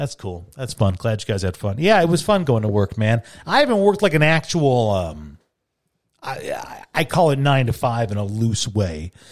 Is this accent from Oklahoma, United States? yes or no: no; Chicago, Illinois, United States; now in Tucson, United States; I grew up in Chicago